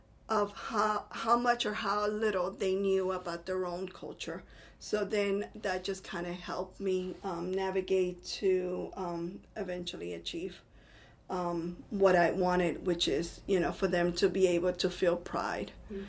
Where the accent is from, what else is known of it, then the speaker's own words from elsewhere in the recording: Puerto Rico; first language Spanish; English is a second language; moved away as an adult; now in Virginia, United States; I am from Puerto Rico, and I've been teaching here in Virginia for 16 years.